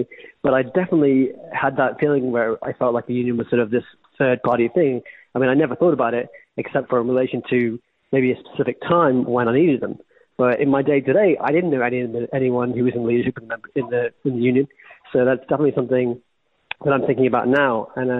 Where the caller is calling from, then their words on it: Georgia, United States; also born or lived in United Kingdom; I'm calling from Georgia.